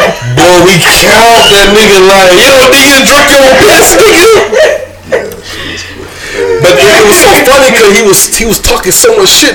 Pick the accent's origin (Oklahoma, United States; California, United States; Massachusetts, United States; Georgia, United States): Georgia, United States; Brunswick; moved away as an adult; now in Fayetteville, United States; I grew up with them in Brunswick, Georgia.